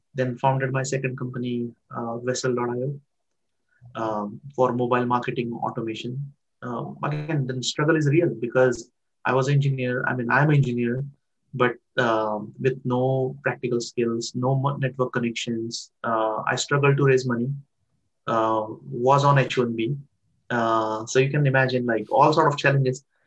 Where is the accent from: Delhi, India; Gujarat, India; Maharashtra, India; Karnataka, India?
Maharashtra, India; Barshi; moved away as an adult; now in United States; I born in a very small town in India, um, in Maharashtra state. There is a, a small town called uh, named Barshi, where I grew up